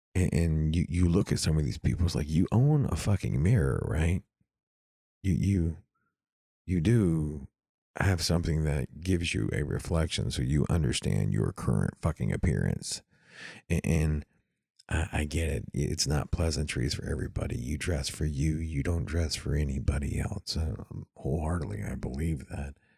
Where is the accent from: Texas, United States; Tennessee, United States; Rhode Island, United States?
Texas, United States; East; I'm from East Texas